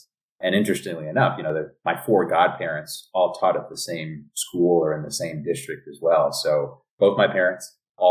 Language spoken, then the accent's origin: English; New York City, New York, United States; moved away as an adult; also born or lived in Ojai, California / San Francisco, California; now in Los Angeles, United States; born and raised in the Bronx